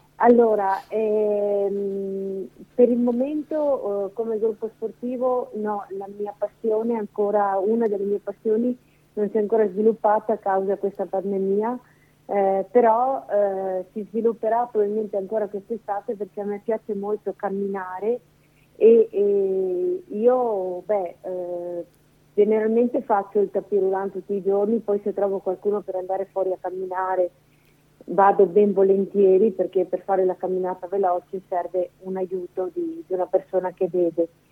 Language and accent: Italian; Veneto, Italy; moved away as an adult; now in Lombardy, Italy; Non sono lombarda, ma sono veneta